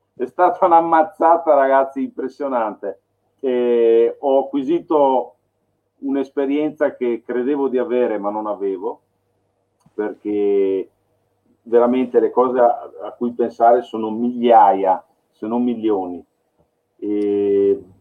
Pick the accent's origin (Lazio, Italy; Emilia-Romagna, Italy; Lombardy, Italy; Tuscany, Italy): Lombardy, Italy; Milan; moved away; io sono nato a Milano, ho vissuto a Milano un periodo